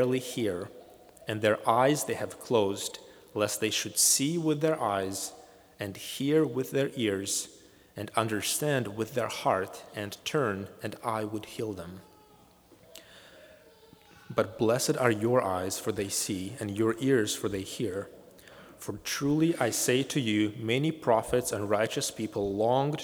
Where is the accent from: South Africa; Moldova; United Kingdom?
Moldova; moved away; my home country of Moldova